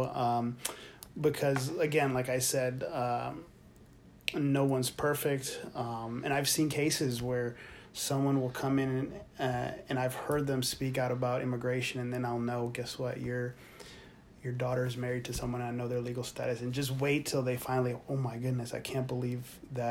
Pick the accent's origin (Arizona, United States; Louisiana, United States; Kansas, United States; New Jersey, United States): Louisiana, United States; New Orleans; also born or lived in Honduras (family) / Texas; now in San Antonio, United States; yo soy de Nueva Orleans